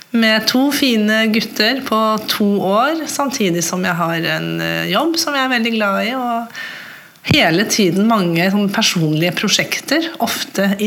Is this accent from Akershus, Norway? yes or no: no; Mo i Rana, Nordland, Norway; med å si at jeg er halvt norsk og halvt svensk. min mamma kommer fra Haslesund ved Smøgen. Så har jeg vokst opp på en bondegård eh, oppe i nord, nord, i Mo i Rana.